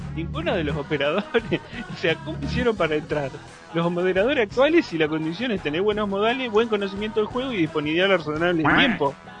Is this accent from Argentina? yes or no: yes; Argentina; soy, de Argentina